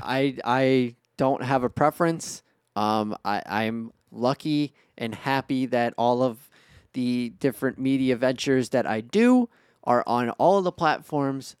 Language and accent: English; Chicago, Illinois, United States; we're from Chicago